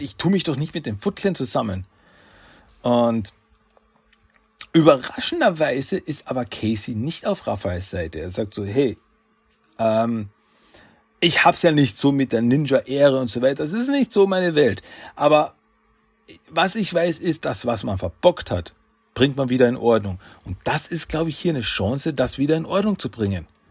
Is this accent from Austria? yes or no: yes; Austria; Ich bin Österreicher